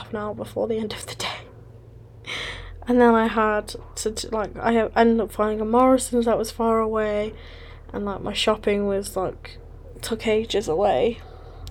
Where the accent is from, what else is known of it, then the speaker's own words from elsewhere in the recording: West Midlands, United Kingdom; moved away as an adult; now in Manchester, United Kingdom; I have now moved from my hometown in West Midlands to Manchester, which is up the north of England